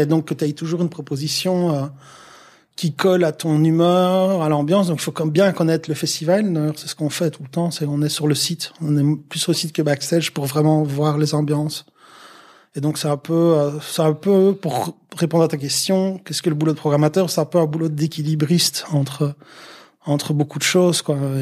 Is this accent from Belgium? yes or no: yes; Liège region, Wallonia, Belgium; juste un gars de la région euh, liégeoise